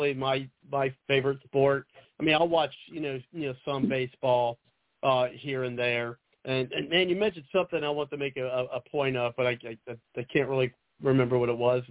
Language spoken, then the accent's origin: English; Ohio, United States; I'm from Ohio